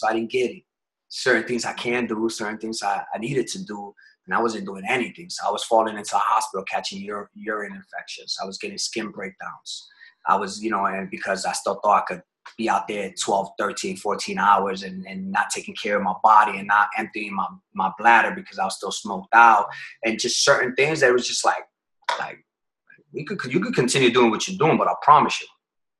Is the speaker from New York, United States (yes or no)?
yes; New York City, New York, United States; We're originally from New York. My family's from out there, from the Bronx.